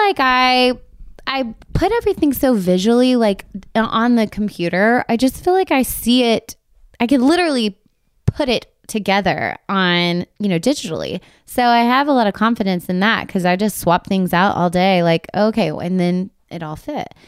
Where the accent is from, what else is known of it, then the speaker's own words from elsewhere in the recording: Texas, United States; now in Nashville, United States; we're from Texas